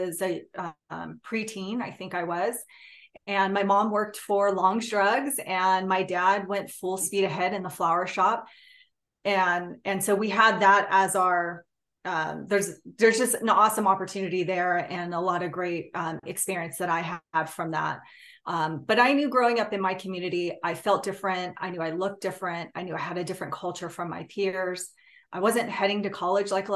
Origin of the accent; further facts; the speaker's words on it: California, United States; I'm Native Hawaiian. I grew up in California